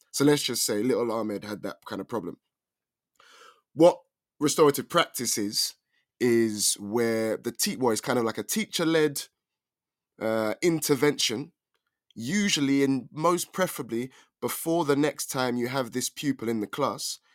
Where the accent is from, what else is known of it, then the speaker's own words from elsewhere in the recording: London, United Kingdom; I'm from England, more specifically London.